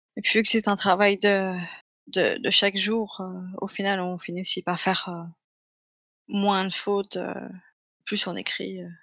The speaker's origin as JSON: {"language": "French", "country": "Belgium", "said": "je suis belge"}